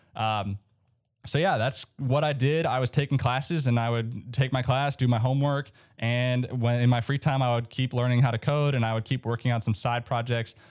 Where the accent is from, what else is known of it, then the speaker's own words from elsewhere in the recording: Minnesota, United States; I grew up in Minnesota, so there was a lot of snow.